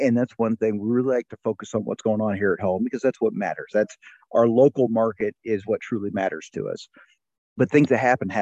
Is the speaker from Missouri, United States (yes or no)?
yes; Northwest Missouri, United States; I grew up in Northwest Missouri, family farm, just between St. Joe and Kansas City